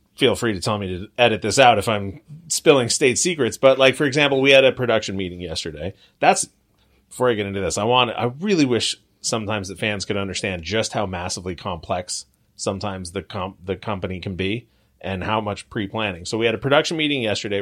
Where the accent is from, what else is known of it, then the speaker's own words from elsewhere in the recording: Long Beach, California, United States; grew up in Long Beach